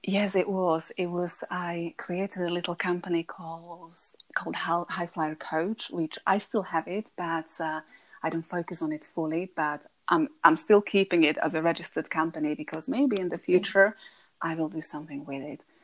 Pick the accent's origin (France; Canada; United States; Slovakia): Slovakia; English is a second language; moved away as an adult; now in Buckinghamshire, United Kingdom; I'm originally from Slovakia